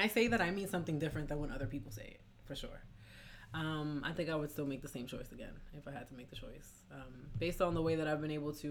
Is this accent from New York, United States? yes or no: yes; New York, United States; moved away as an adult; also born or lived in Boston; when I was living, growing up in New York